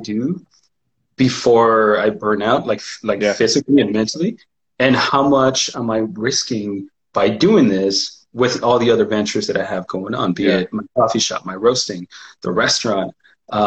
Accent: Mexico; now in Pacific Northwest, United States; spending that time in Mexico, from growing up in Mexico

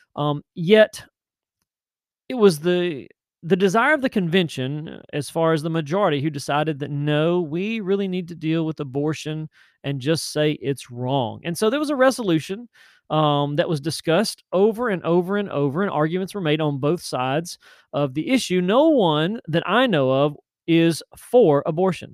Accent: Tennessee, United States; Nashville, Tennessee, which is my home state.

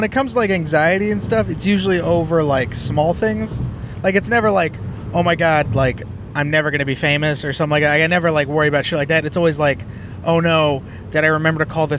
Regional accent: San Jose, California, United States; growing up in Eastside San Jose

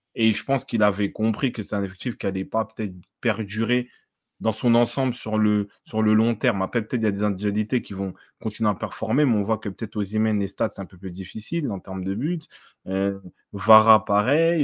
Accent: France; on est français, on est chauvin

